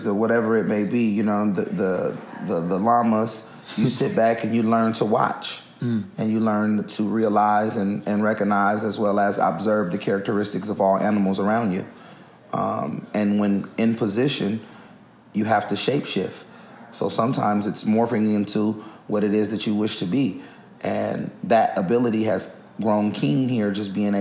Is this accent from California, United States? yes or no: yes; Oakland, California, United States; it's different growing up here. It's Oakland has its own uniqueness about it